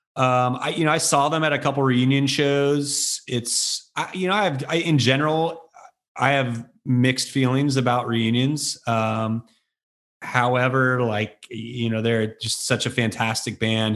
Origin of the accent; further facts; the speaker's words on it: Bay Area, California, United States; also born or lived in Chicago / San Francisco; growing up in the Bay Area at the time that we did